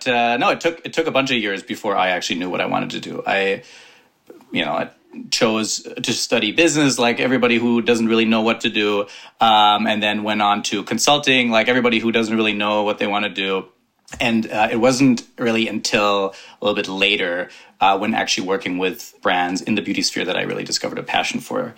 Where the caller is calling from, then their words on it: New York, United States; I am calling in from upstate New York. Usually I live in the city, though.